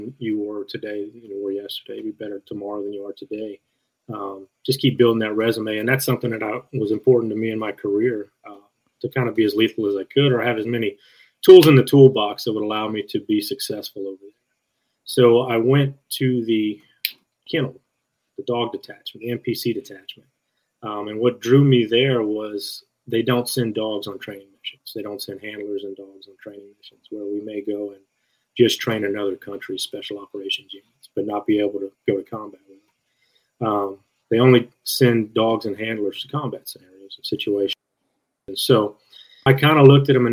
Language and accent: English; Louisiana, United States; my roots growing up in Louisiana, just a country kid